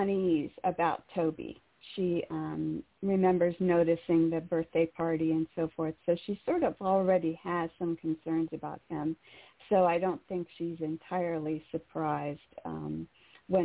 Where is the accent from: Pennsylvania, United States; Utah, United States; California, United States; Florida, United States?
Pennsylvania, United States; Carlisle; I grew up in Carlisle